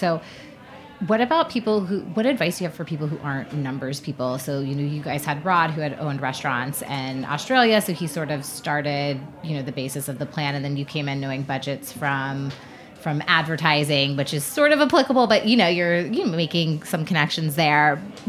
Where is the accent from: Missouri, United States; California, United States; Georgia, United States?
Georgia, United States; Marietta; Marietta is a small, tight-knit community in Georgia. I should know, it's actually my hometown.